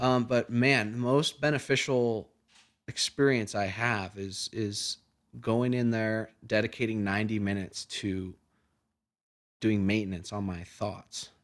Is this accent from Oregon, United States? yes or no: yes; Oregon, United States; moved away as an adult; now in Colorado, United States; I've only been out here for, out here for a few months, but I mean, I grew up in Oregon.